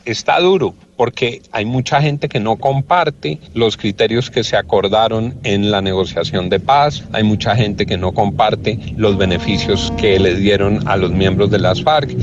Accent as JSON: {"language": "Spanish", "country": "Colombia", "said": "como colombiano"}